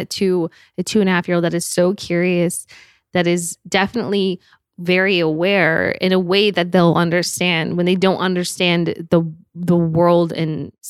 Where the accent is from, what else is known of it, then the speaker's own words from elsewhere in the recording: Park City, Utah, United States; We grew up in Park City, Utah, which is like a mountain town. It's small.